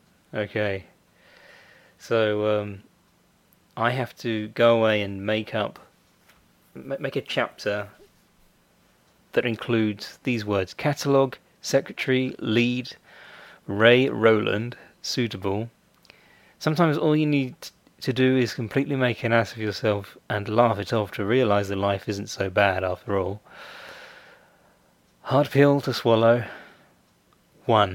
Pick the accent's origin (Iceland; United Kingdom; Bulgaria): United Kingdom; I'm British, so I say secretary